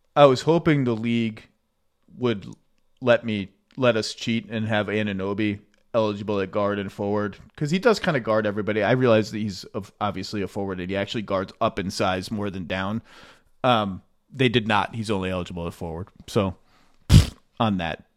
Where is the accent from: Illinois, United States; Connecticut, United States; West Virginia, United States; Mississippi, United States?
Connecticut, United States; I grew up in Connecticut